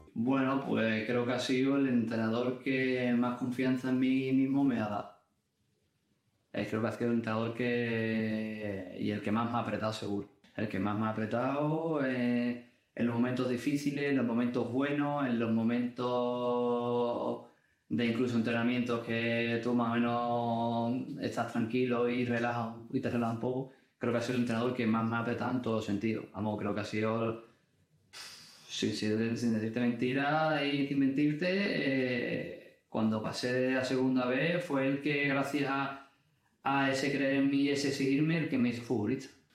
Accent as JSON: {"language": "Spanish", "town": "Cádiz", "region": "Andalusia", "country": "Spain", "said": "que soy de Cádiz. Y lo he vivido desde pequeño"}